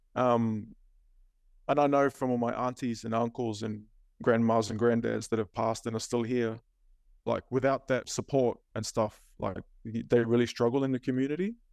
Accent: Cairns, Queensland, Australia; also born or lived in Auckland, New Zealand; Mum moved us back to Cairns in the late eighties. So I was about eight years old when we came back to Cairns.

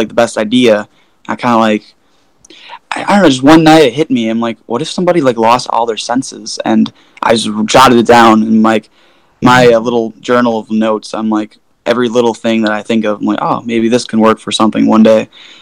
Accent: Oak Forest, Illinois, United States; I am from Oak Forest, Illinois

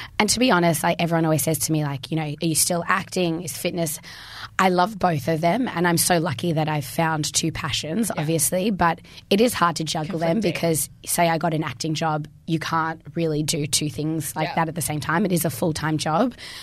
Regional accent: Melbourne, Victoria, Australia; moved away as an adult; also born or lived in South Africa; now in Brisbane, Australia; I'm originally from South Africa because I'm so cultured. But yeah, I've been in Melbourne since I was one.

